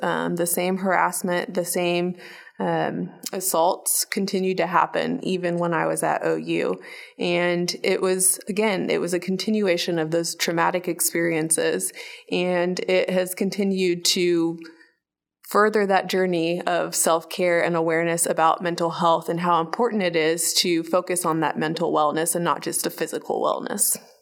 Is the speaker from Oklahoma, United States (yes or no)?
yes; Oklahoma, United States; also born or lived in Bahrain; we moved to Oklahoma in nineteen ninety-six, and I have been in Oklahoma